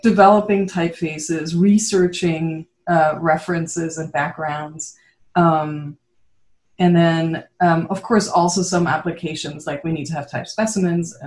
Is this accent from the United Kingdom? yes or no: no; Switzerland; moved away as an adult; also born or lived in Netherlands; growing up in Switzerland